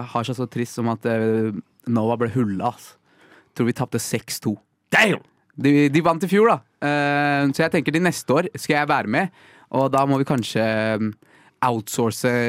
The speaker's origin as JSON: {"language": "Norwegian", "town": "Rakstad", "country": "Norway", "tie": "born or raised there", "moved": "as an adult", "lives_now": "Oslo, Norway", "said": "Jeg har jo vokst opp der."}